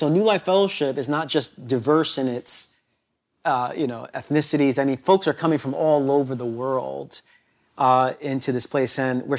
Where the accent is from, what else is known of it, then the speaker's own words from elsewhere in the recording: Brooklyn, New York, United States; New York my entire life in Brooklyn, a part of Brooklyn that's not the new Brooklyn.